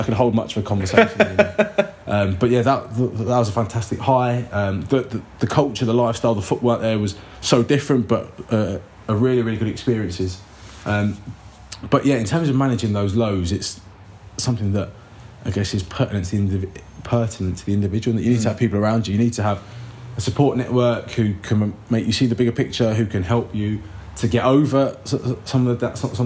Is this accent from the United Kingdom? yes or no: yes; England, United Kingdom; also born or lived in Jerez, Spain; being English